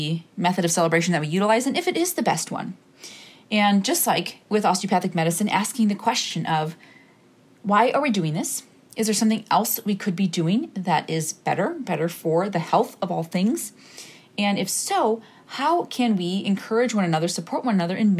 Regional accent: Bay City, Michigan, United States; moved away; my hometown, in my adjacent to hometown space of Bay City, Michigan

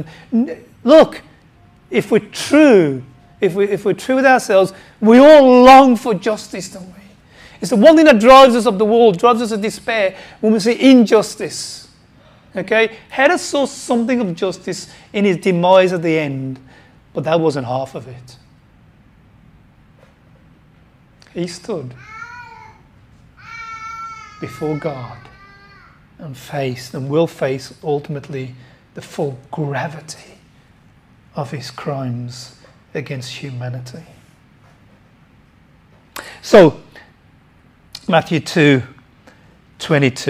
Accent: Wednesbury, West Midlands, United Kingdom; moved away; I grew up in Friar Park, near Birmingham, in Friar Park in Wensbury.

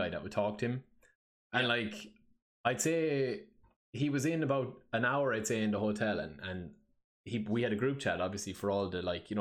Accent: Ireland; I'm Irish

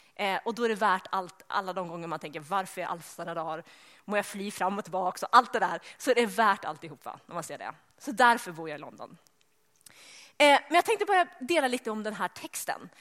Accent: Sweden; eftersom jag är svensk så pratar jag sådär svarsk

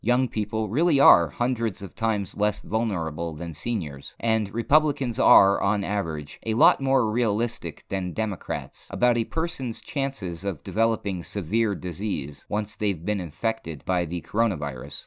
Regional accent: New Hampshire, United States; moved away as an adult; now in New Mexico, United States; I come from New Hampshire, and I live in New Mexico now

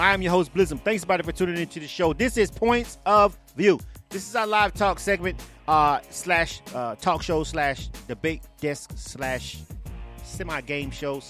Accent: Florida, United States; now in Atlanta, United States; Florida, my home state, West Palm

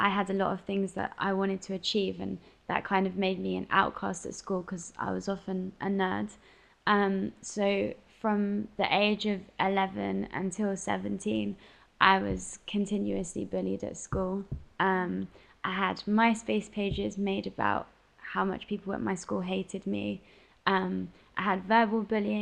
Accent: London, United Kingdom; I live in London and I'm originally from London. I grew up in South London originally

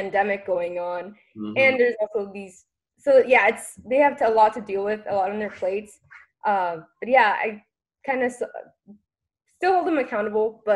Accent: Austin, Texas, United States; I was born and raised in Austin in the District 4. North-ish Austin, and I've been here ever since

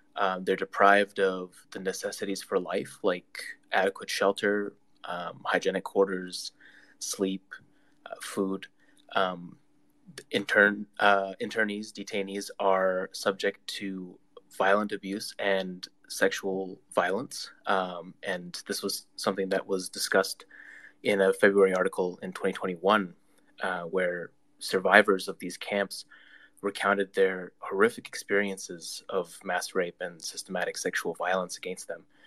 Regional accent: Canada; I'm a Canadian, um, but I also am Uyghur

